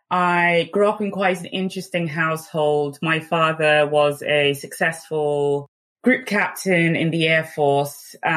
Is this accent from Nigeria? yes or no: yes; Nigeria; English is a second language; the values that had been instilled in me from a very young child growing up in Nigeria, where you quickly develop a strong sense of grit and determination.